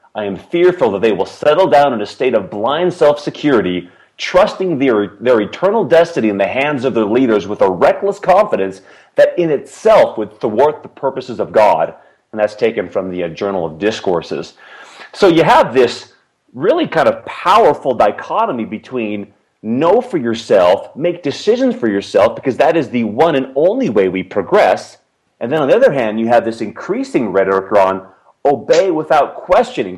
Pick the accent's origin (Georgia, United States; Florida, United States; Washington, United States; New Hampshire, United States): Washington, United States; Seattle; moved away; also born or lived in Provo, Utah; I grew up in the Seattle, Washington area, and uh, my parents moved there when I was two years old